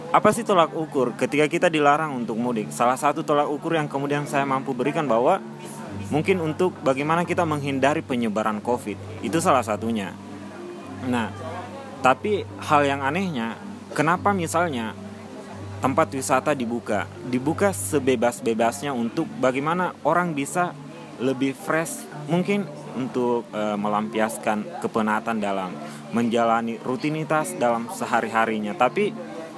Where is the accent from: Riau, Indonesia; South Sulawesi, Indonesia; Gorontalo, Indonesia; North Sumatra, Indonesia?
South Sulawesi, Indonesia; Makassar; moved away as an adult; now in Yogyakarta, Indonesia; Saya asalnya dari Sulawesi